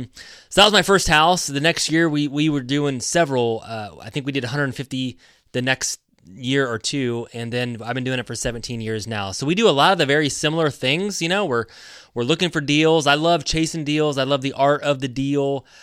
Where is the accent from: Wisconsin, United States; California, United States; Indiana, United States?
Indiana, United States; So I grew up in Indiana. I was a basketball player, so I wanted to be an athlete, to be a basketball player.